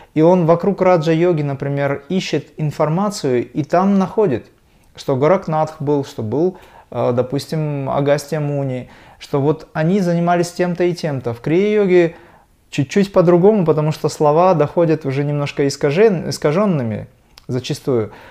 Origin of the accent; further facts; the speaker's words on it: Dagestan, Russia; я родился в Дагестане